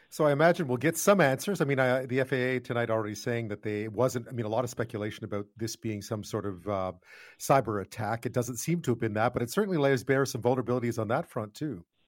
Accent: Montreal, Quebec, Canada; growing up in Montreal, not many houses had washers and dryers

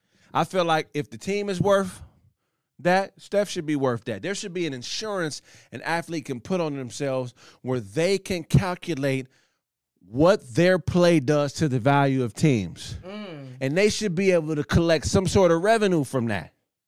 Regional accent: Pasadena, California, United States; my hometown, Pasadena, California.

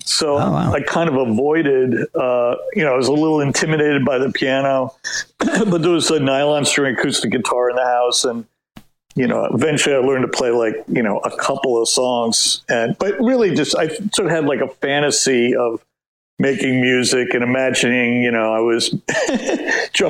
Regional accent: New Jersey, United States; I grew up in New Jersey, so I really felt the pull of Manhattan

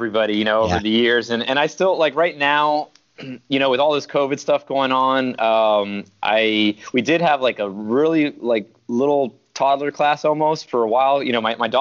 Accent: Miami, Florida, United States; also born or lived in Queens, New York; I lived there about 5 years, and then I'm 40 now, so I've been in Miami for 35 years

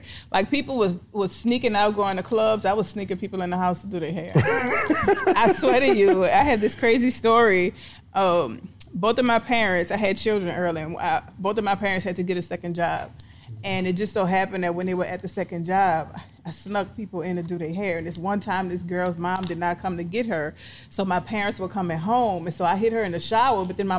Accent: New Orleans, Louisiana, United States; New Orleans.

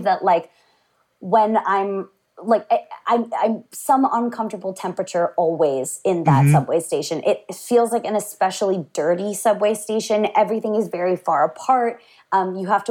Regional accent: United States; moved away as an adult; I'm not especially proud to be from mm-hmm. America

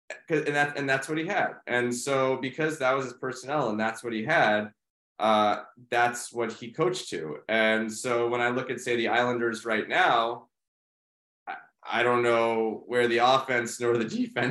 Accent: New York City, New York, United States; I grew up in New York City as a huge Rangers fan.

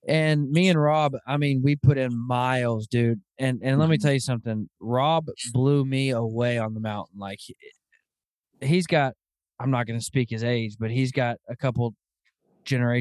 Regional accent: Arkansas, United States; moved away; I grew up in Arkansas and I grew up in an area in Arkansas where there are bears

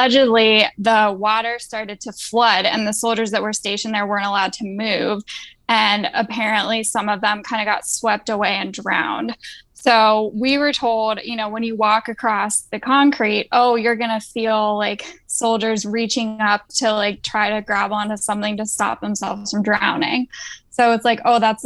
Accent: Maryland, United States; now in Virginia, United States; I am originally from Maryland, but I live in Virginia now. And I grew up about like an hour or so south of Gettysburg, Pennsylvania

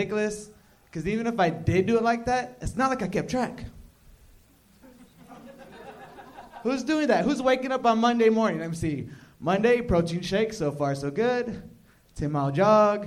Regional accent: Odessa, Texas, United States; moved away as an adult; now in Los Angeles, United States; Odessa, Texas.

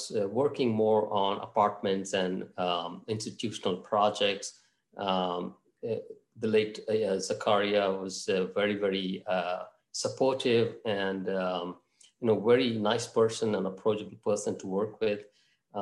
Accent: Mangalore, Karnataka, India; moved away as an adult; also born or lived in Bangalore; now in Miami, United States; My hometown is actually Mangalore

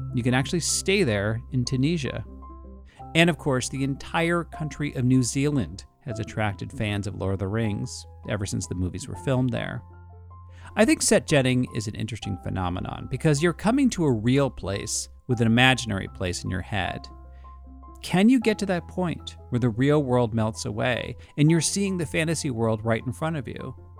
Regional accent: New York City, New York, United States; as a New Yorker

